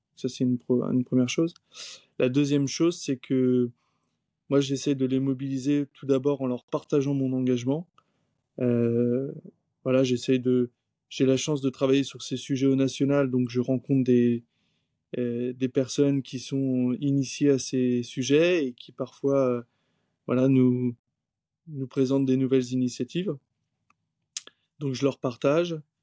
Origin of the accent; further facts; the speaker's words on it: Saint-Malo, Brittany, France; now in Granville, France; j'ai grandi à Saint-Malo et actuellement je vis à Granville